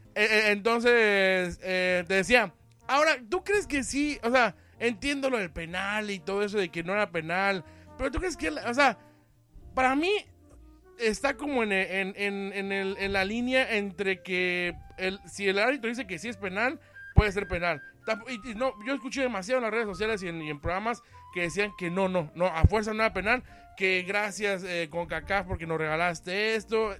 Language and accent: Spanish; Mexico; así somos los mexicanos